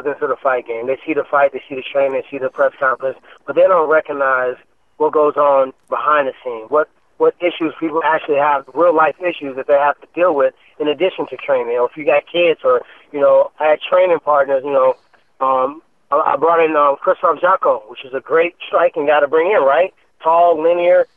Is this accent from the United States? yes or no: yes; Ferguson, Missouri, United States; growing up in Ferguson